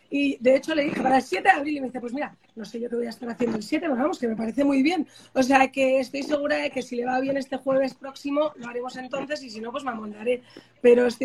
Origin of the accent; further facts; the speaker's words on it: United States; como soy americana, le dije a mi madre, fíjate mamá, que no vuelvo, voy a ver si me quedo en Boston